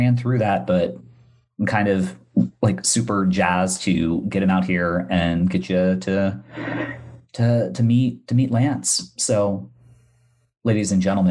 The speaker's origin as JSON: {"language": "English", "country": "Bermuda", "moved": "yes", "said": "I am from the island of Bermuda."}